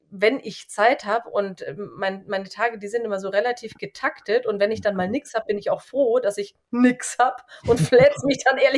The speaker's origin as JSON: {"language": "German", "town": "Rednitzhembach", "region": "Bavaria", "country": "Germany", "tie": "born or raised there", "said": "Da, wo ich aufgewachsen bin, in Rednitzembach"}